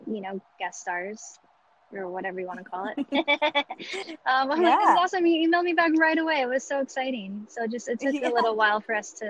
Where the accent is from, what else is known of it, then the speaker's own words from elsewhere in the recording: Huntington Beach, California, United States; also born or lived in the desert / the Bay Area; now in Las Vegas, United States; Northern California, in Orange County, Huntington Beach specifically. My parents were separated, so I split time between the beach and the desert